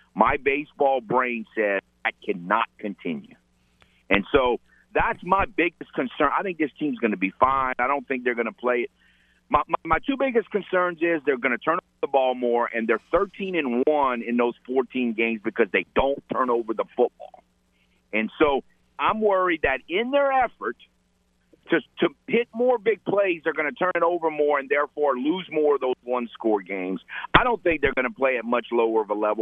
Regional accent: Lafayette, Louisiana, United States; I grew up in Lafayette and went to UL

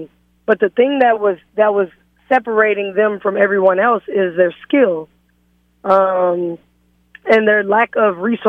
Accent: Austin, Texas, United States; moved away as an adult; now in Louisiana, United States; I'm actually originally from Austin, Texas, and moved here, like Brad said, to coach at University of Louisiana

